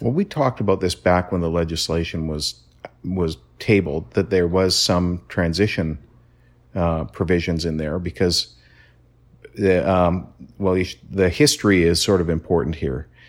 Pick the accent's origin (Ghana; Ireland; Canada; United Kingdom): Canada; being Canadian